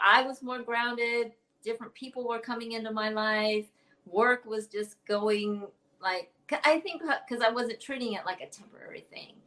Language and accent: English; Oakland, California, United States; also born or lived in Chicago; now in Southern California, United States; I'm from California yeah. originally, Bay Area, Oaktown